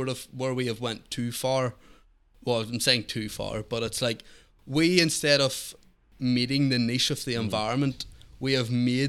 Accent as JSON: {"language": "English", "town": "Belfast", "region": "Northern Ireland", "country": "United Kingdom", "tie": "born or raised there", "said": "I grew up in East Belfast."}